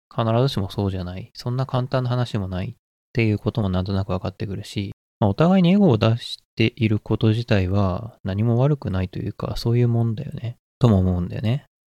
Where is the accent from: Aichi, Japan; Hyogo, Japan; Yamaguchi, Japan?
Aichi, Japan; Nagoya; 僕は名古屋出身なんだけど